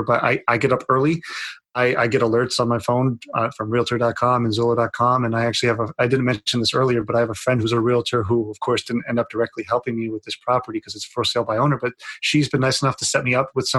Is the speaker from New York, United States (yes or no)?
yes; Lake George, New York, United States; if you ever come into my hometown